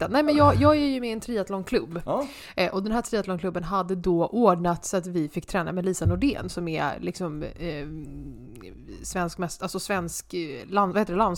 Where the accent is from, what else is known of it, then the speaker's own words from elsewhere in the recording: Huddinge, Stockholm County, Sweden; jag är ju uppvuxen i Kungens Kurva, Ikea.